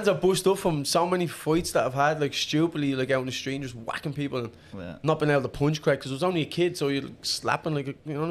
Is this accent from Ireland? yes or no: yes; Dublin, Leinster, Ireland; I grew up in a place called Finglas